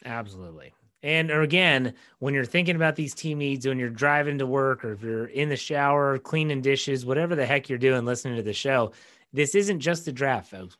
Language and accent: English; West Virginia, United States; I'm from West Virginia